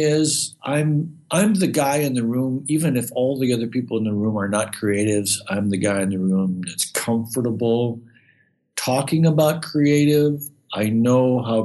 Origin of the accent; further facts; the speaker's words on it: Midwest, United States; moved away; I grew up in the Midwest. I'm a kind of a small town guy.